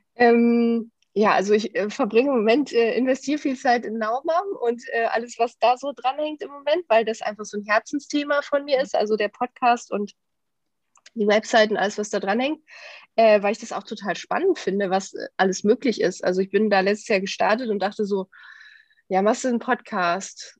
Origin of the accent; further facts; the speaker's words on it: Düsseldorf, North Rhine-Westphalia, Germany; lebe in Düsseldorf, bin auch hier geboren